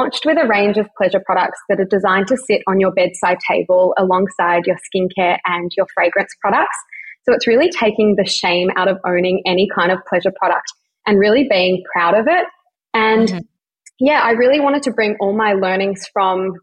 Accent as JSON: {"language": "English", "town": "Melbourne", "region": "Victoria", "country": "Australia", "said": "I'm 29 and I'm from Melbourne"}